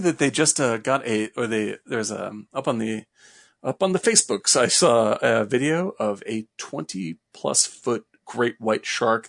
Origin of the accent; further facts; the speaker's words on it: Cape Cod, Massachusetts, United States; Cape's a good place for sure. I was, when I was growing up there, I was terrified of everything.